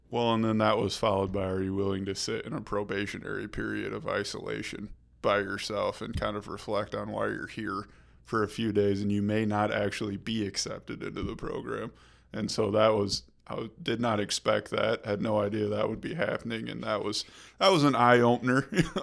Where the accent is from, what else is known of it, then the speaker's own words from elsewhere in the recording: rural town outside of Kalamazoo, Michigan, United States; moved away as an adult; now in Grand Rapids, United States; I grew up in a small rural town outside of Kalamazoo